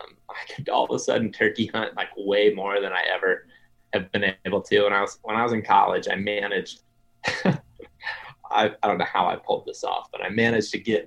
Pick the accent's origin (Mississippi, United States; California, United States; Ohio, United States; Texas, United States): Ohio, United States; So I grew up in Western Ohio, but I told you guys before we started, my grandparents live in Eastern or Central Ohio.